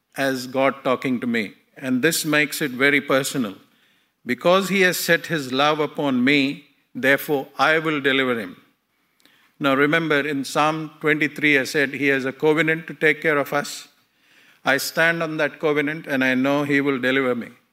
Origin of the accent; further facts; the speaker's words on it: India; I was born in India in a Hindu family